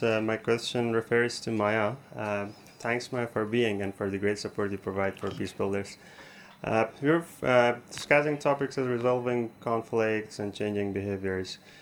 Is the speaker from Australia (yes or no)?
no; Afghanistan; from Afghanistan